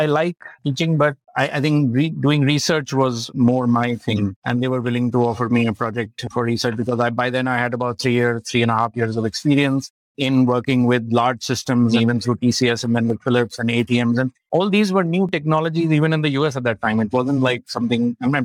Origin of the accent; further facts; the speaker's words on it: Lucknow, Uttar Pradesh, India; Born and brought up in Lucknow, and did my schooling at the Martineer, Lucknow.